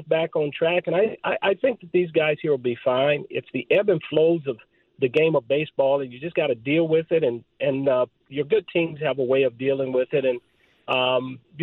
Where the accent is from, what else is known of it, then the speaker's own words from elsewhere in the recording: Southern California, United States; I didn't have growing up in Southern California